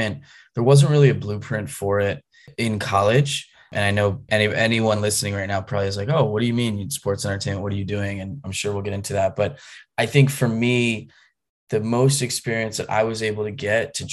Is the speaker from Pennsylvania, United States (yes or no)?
yes; outside of Philadelphia, Pennsylvania, United States; moved away; also born or lived in North Carolina; I grew up outside of Philadelphia